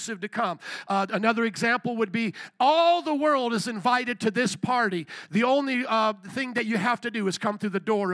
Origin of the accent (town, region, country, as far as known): United States